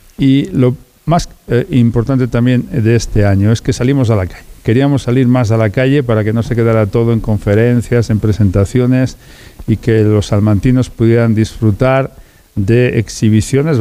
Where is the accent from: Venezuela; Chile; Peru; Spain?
Spain; La Armuña, Castile and León; Yo soy de la Armuña, mi familia es armuñesa